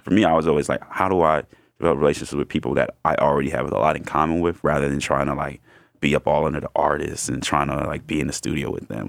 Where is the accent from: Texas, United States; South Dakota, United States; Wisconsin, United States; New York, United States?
New York, United States; New York City; I'm from Brooklyn, New York, specifically Bed-Stuy